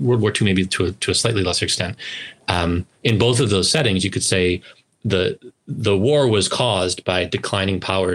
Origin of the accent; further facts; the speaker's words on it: United States; as an American who can remember the 1990s